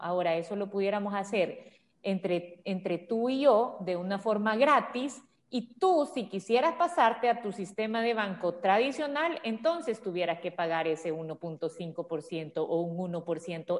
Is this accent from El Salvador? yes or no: yes; El Salvador; nosotros como salvadoreños